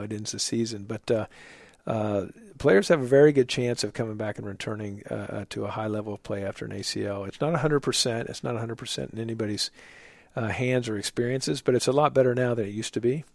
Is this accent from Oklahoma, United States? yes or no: yes; Oklahoma, United States; moved away as an adult; also born or lived in New York City; now in Charlotte, United States; I'm a Midwesterner from my, uh, background from Oklahoma